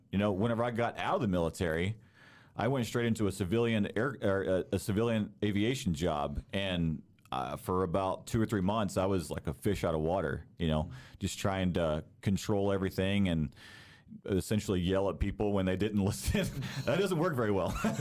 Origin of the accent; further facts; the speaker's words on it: Texas, United States; moved away as an adult; also born or lived in Denton, Texas; now in Ligonier, United States; I actually grew up down south in Texas. Texas is home for me